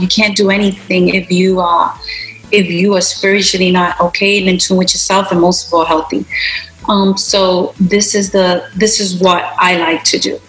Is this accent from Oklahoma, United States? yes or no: no; New York City, New York, United States; I'm Puerto Rican of Puerto Rican descent, and I was born and raised in Brooklyn